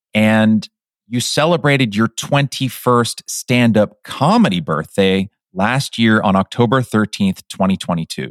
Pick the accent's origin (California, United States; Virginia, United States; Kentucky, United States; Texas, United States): California, United States; Pleasanton; my hometown of Pleasanton